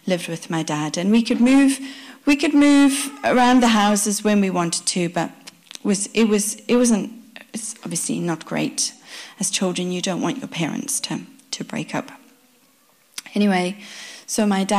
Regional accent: South Africa; My parents are Dutch. They come from the Netherlands. We grew up in South Africa

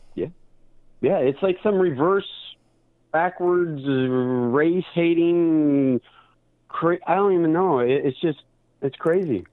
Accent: Portland, Oregon, United States; I'm from Portland, Oregon

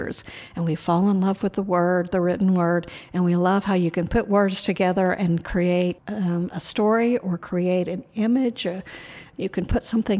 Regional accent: Haskell, Oklahoma, United States; also born or lived in Muskogee, Oklahoma; I'm a fourth-generation Oklahoman, born here in Muskogee, but I grew up in Haskell, a little town west of here

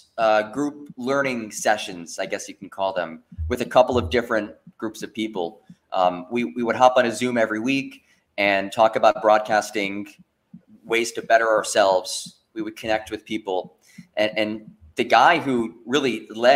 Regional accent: New Jersey, United States; moved away as an adult; also born or lived in Pembroke, North Carolina; I grew up in North Jersey, just outside of New York City.

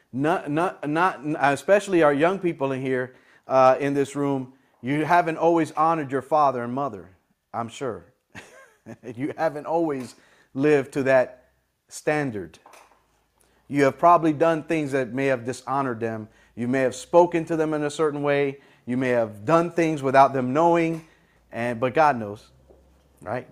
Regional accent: United States; I'm from America, this is where I live

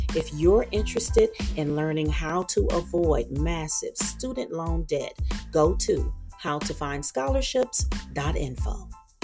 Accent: Meridian, Mississippi, United States; moved away; the community where I was raised in Meridian, Mississippi

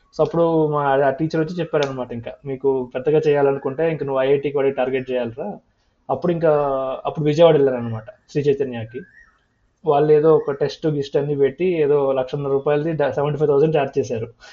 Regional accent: Andhra Pradesh, India; also born or lived in Jangaon, Warangal district, Telangana / Prakasam district, Andhra Pradesh / Guntur, Andhra Pradesh; మొత్తం చిన్నప్పటి నుంచి పెరిగింది ఆంధ్రలోనే

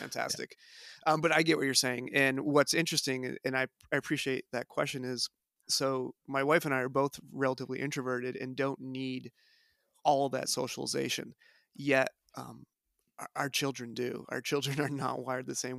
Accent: White River Junction, Vermont, United States; also born or lived in Durham, North Carolina; I grew up in the White River Junction area

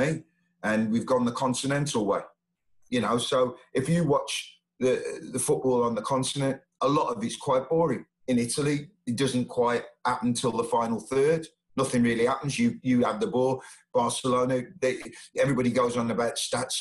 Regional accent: Sheffield, Yorkshire and the Humber, United Kingdom; I'm from Sheffield

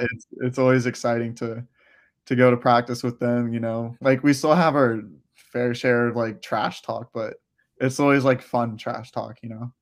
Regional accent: Clearwater, Florida, United States; also born or lived in Gainesville, Florida; I lived in Florida my whole life, uh, I was born around the Tampa area in Clearwater

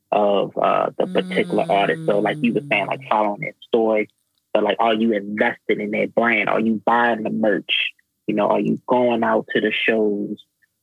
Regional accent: the East, East Coast, United States; I'm from the East.

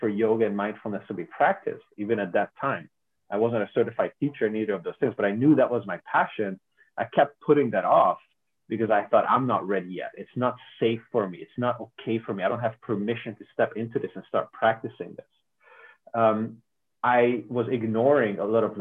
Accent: Hungary; I'm from Hungary

